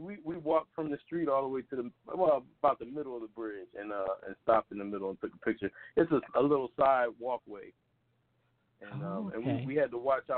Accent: Philadelphia, Pennsylvania, United States; growing up in Philadelphia

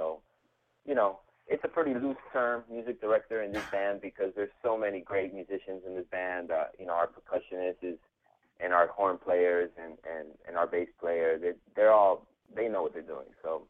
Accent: Miami, Florida, United States; born there; I was the one that Ita was referring to as being born in Miami, but my parents are both immigrants

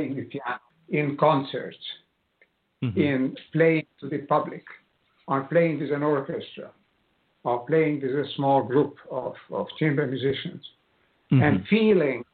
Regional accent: Budapest, Hungary; moved away; also born or lived in United States; as a child concert pianist, a child prodigy, in the city of Budapest, where I was born in Hungary.

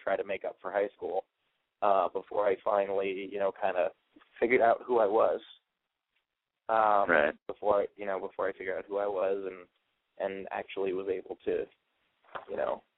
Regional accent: New York City, New York, United States; I'm from New York City, and we still don't have a Walmart

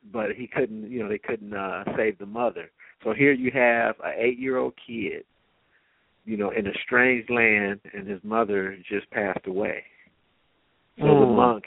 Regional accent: Compton, California, United States; I'm from Los Angeles. I grew up in Compton

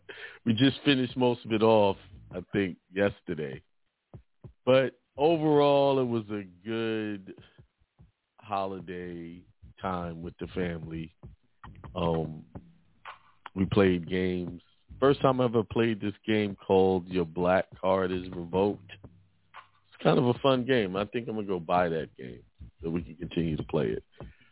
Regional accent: Brooklyn, New York, United States; You know, I grew up in Bedford-Stuyvesant, Brooklyn, most of my life, and you hear negative stuff.

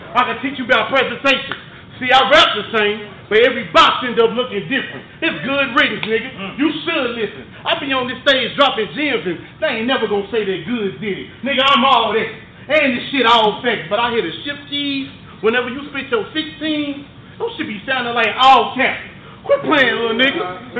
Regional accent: Memphis, Tennessee, United States; Cause you know I'm from Memphis.

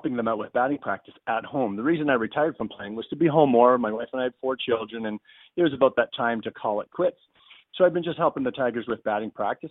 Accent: Canada; a Canadian who had played in the big league.

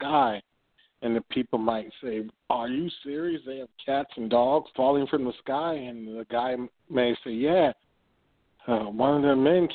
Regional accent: Oberlin, Ohio, United States; I grew up in a small college town here in Ohio, a place called Oberlin

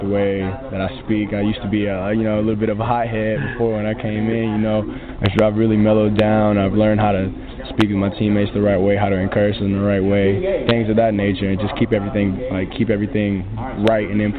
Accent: Gainesville, Georgia, United States; also born or lived in Buford, Georgia; my hometown, Gainesville and Buford

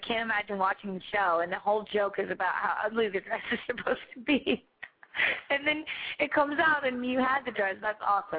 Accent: Kentucky, United States; I'm from Kentucky.

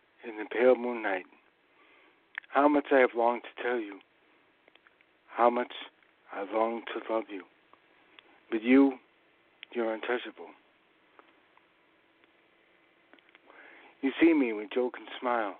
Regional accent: New England, United States; I'm from New England

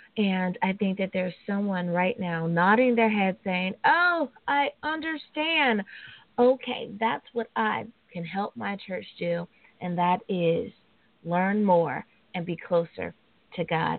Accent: United States; my home country. Woohoo! The United States of America.

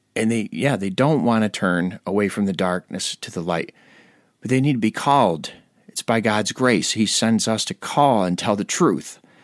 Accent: Ireland; I'm an Irishman

